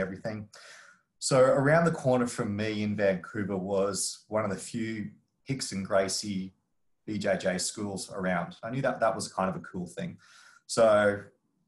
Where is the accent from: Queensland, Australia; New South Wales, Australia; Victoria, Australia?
Queensland, Australia; Brisbane; moved away as an adult; also born or lived in Cayman Islands; I'm born and raised in Brisbane, Australia